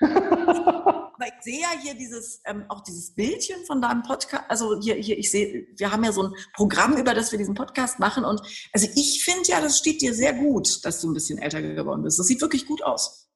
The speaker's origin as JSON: {"language": "German", "region": "Berlin", "country": "Germany", "tie": "born or raised there", "said": "weil es meine Heimatstadt ist"}